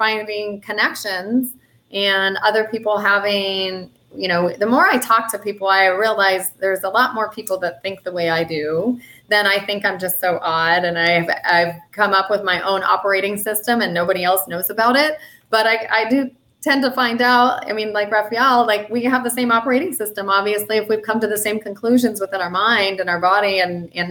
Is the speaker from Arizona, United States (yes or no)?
yes; Tucson, Arizona, United States; it's happening in Tucson, my hometown.